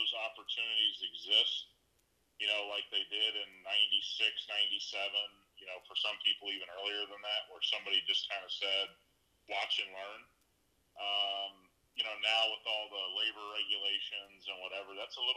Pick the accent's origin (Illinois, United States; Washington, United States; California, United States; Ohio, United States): Ohio, United States; between Columbus and Cincinnati; moved away as an adult; now in Las Vegas, United States; I grew up just in between Columbus and Cincinnati, Ohio